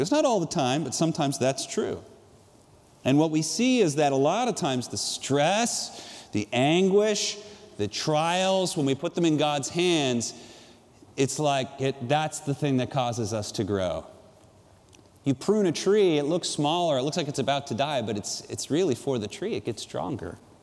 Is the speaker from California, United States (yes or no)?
yes; San Juan Capistrano, California, United States; I grew up in San Juan Capistrano, about four miles from the ocean